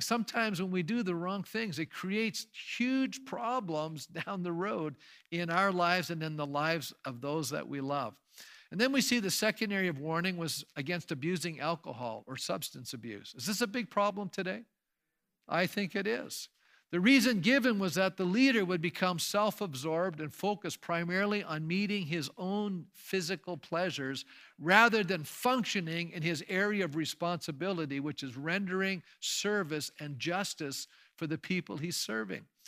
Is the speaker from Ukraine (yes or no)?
no; Canada; As Canadians today